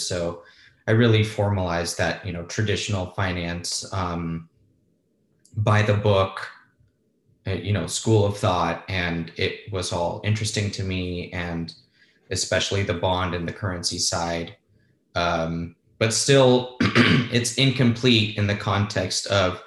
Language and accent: English; Los Angeles, California, United States; born or raised there; also born or lived in Spain